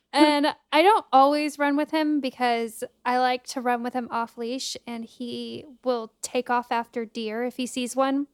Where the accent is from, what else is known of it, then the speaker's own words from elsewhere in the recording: United States; an American